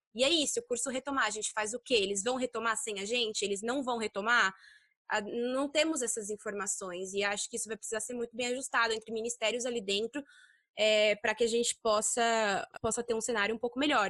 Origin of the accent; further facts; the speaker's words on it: Brazil; moved away as an adult; now in China; nós somos brasileiras